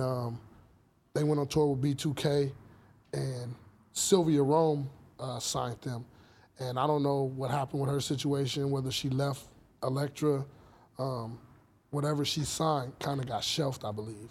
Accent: Los Angeles, California, United States; I was born and raised here. I was born in Cedar Sinai

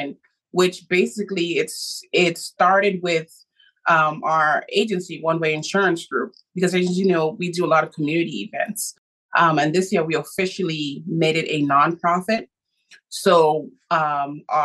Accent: Bahamas; I was born in the Bahamas

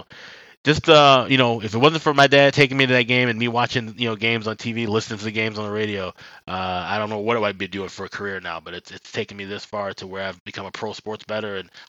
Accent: Chicago, Illinois, United States; originally I was born on the south side of Chicago, grew up in the Chatham neighborhood

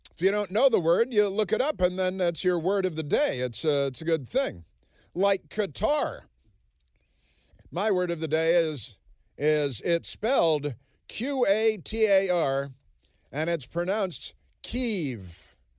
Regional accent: Chicago, Illinois, United States; also born or lived in Southern California; now in Washington, D.C., United States; I grew up in Chicago

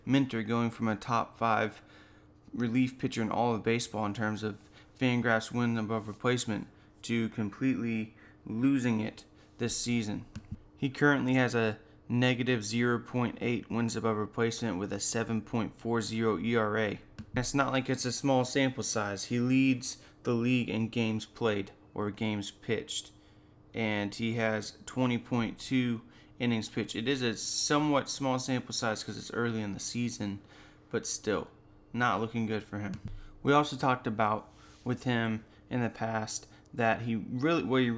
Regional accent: Lynn Haven, Florida, United States; I got elected for office here in my hometown of Lynn Haven, Florida

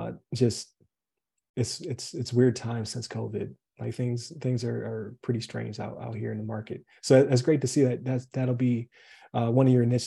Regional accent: Buffalo, New York, United States; moved away as an adult; I'm from Buffalo

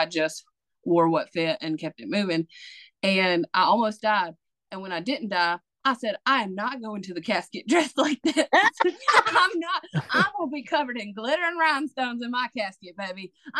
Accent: Mississippi, United States; accent: Mississippi; South Mississippi.

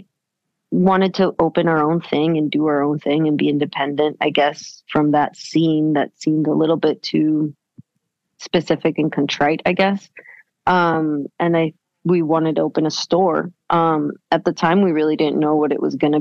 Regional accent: Venezuela; moved away as an adult; also born or lived in United States; now in New York, United States; I'm from Venezuela. I was born in the States. But then when I was six, we moved back to Venezuela

